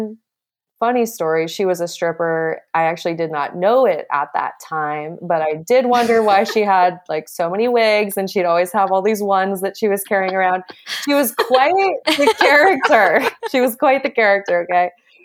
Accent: Montana, United States; growing up in Montana

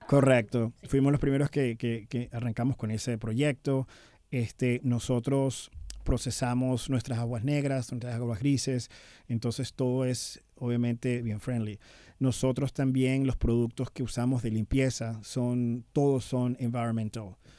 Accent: Venezuela; now in United States; nunca voy a dejar de ser venezolano. A pesar de tener bastante tiempo fuera del país

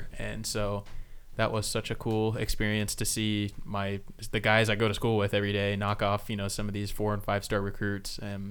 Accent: Springfield, Missouri, United States; we're from Springfield and we've both lived here our whole lives.

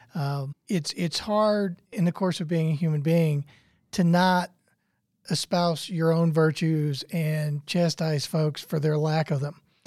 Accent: St. Louis, Missouri, United States; I grew up in Saint Louis where it's hard to throw a rock without hitting a Catholic.

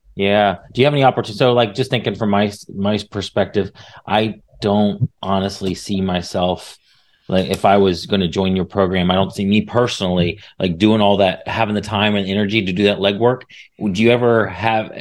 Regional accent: Indiana, United States; moved away as an adult; now in Texas, United States; I'm from Indiana, and I had some rental property near um, a, a college because I lived right in a college town

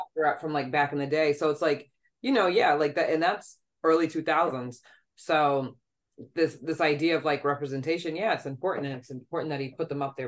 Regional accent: New York, United States; being a New Yorker

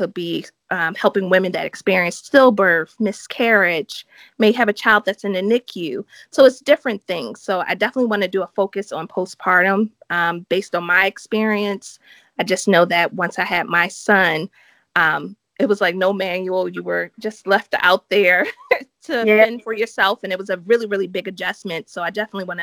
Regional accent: Baltimore, Maryland, United States; moved away as an adult; I'm from Baltimore, Maryland, which is in the United States.

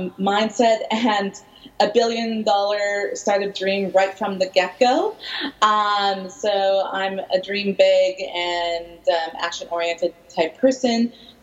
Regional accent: Vancouver, British Columbia, Canada; I'm originally from Vancouver, but I've been living multiple places my whole life.

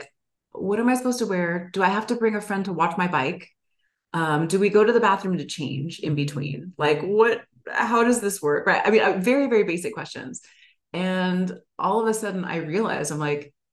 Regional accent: El Paso, Texas, United States; moved away; also born or lived in Dallas, Texas; I moved back to my hometown, which is El Paso, Texas, which is on the US-Mexico border

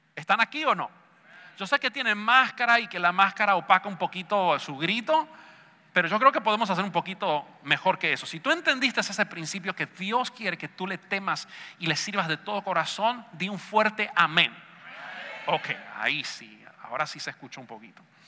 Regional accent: Argentina; Yo sé que soy argentino

